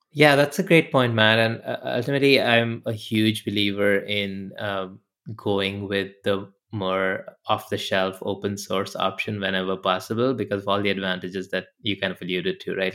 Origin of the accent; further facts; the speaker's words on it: India; moved away; I grew up in India